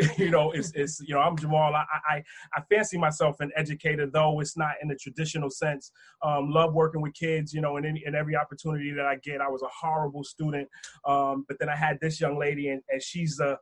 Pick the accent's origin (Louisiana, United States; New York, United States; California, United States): New York, United States; Westchester; also born or lived in the Bronx; I'm from Westchester